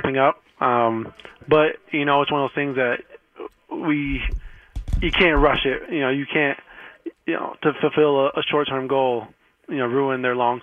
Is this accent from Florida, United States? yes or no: no; Chicago, Illinois, United States; moved away as an adult; now in New York, United States; I'm from Chicago. I kind of grew up in a good era with the Cubs in 16